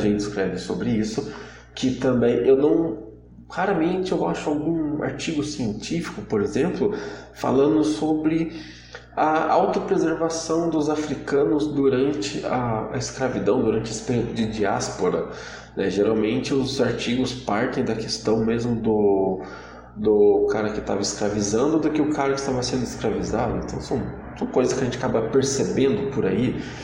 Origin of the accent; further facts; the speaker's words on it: Brazil; hoje nós somos brasileiros e como brasileiros